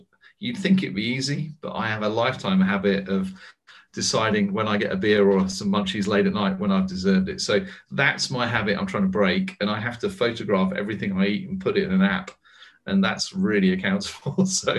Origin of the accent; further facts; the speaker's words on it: United States; now in United Kingdom; Trust me, Joseph, I'm an American in exile in Britain with a British passport.